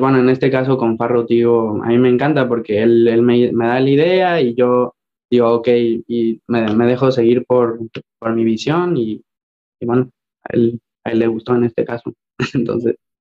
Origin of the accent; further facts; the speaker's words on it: Mexico; moved away as an adult; muy, muy orgulloso de ser mexicano